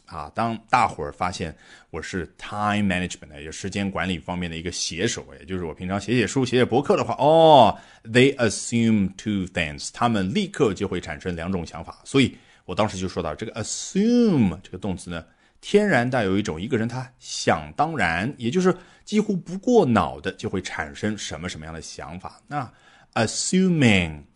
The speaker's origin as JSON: {"language": "Chinese", "country": "China", "said": "对于我们中国人来说"}